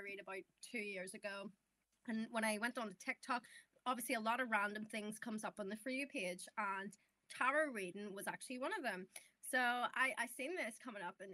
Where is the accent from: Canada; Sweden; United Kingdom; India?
United Kingdom; Belfast, Northern Ireland; accent: northern (Irish); my accent isn't even comparable to that southern accent. So we're northern